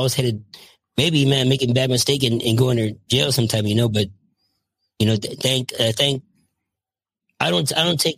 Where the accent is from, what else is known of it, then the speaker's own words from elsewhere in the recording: Los Angeles, California, United States; also born or lived in Michigan; now in Visalia, United States; I grew up in the San Fernando Valley, just a normal kid